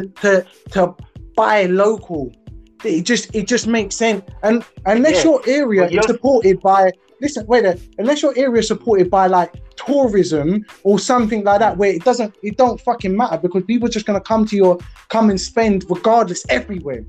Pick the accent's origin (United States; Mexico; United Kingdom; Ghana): United Kingdom; we're British